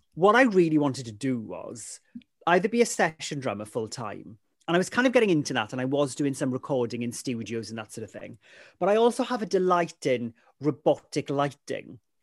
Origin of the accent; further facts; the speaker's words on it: Ammanford, Wales, United Kingdom; first language Welsh; English is a second language; growing up in Amanford